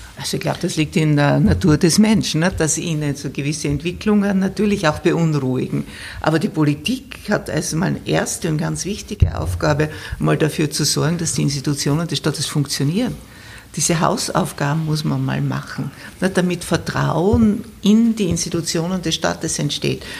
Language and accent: German; Austria; bei uns in Österreich